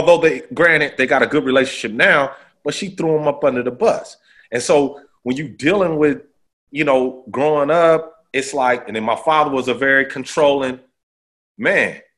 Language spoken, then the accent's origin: English; Oakland, California, United States; I was growing up in Oakland.